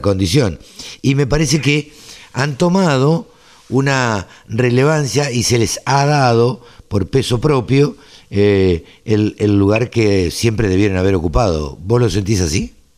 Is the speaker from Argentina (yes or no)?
yes; Maipú, Buenos Aires Province, Argentina; yo soy oriundo de Maipú este, y el campo de la familia tampoco puede parar